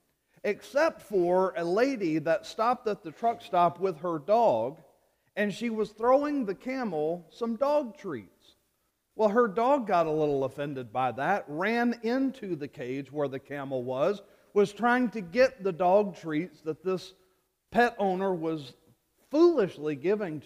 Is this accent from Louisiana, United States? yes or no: yes; Louisiana, United States; moved away; my home state of Louisiana